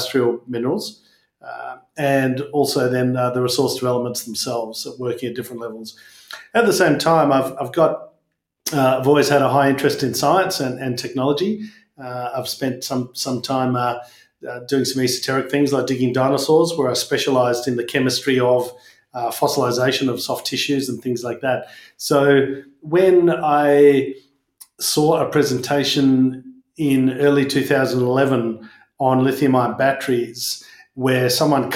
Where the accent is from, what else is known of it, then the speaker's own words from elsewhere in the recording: Perth, Western Australia, Australia; growing up in Perth.